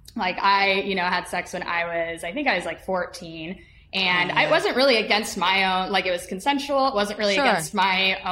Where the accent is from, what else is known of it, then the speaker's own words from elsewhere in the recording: Utah, United States; moved away; I grew up mainly in Utah